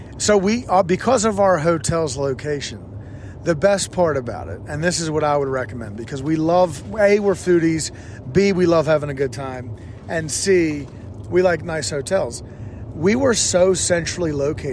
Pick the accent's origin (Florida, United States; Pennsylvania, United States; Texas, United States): Pennsylvania, United States; Philadelphia; I'm from Philadelphia.